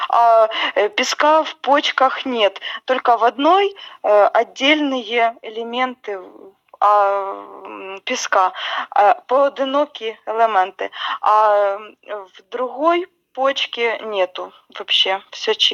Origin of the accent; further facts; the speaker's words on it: Cherkasy, Cherkasy Oblast, Ukraine; да, я из Черкас